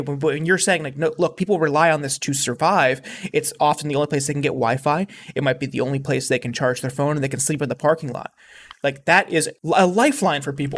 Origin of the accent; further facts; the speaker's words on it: Youngstown, Ohio, United States; my hometown, Youngstown